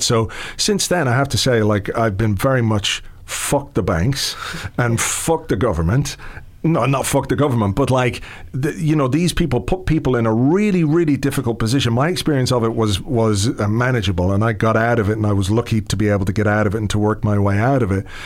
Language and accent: English; England, United Kingdom; now in Ireland; I was born in England, you know, to, to Irish parents who moved over there in, in the 60s and uh, I lived there in the 70s